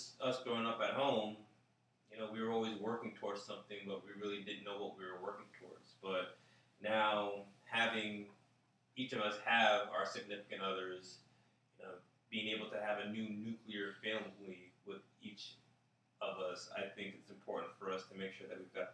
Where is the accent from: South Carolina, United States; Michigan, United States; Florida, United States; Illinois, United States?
Florida, United States; South; I was raised in South Florida